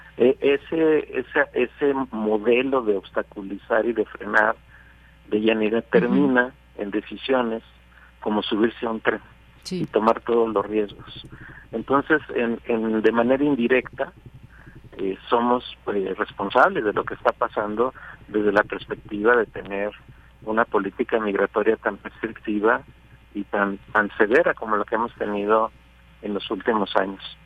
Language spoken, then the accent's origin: Spanish; Mexico; un tercio del total del flujo que arriba a la frontera sur de Estados Unidos somos mexicanos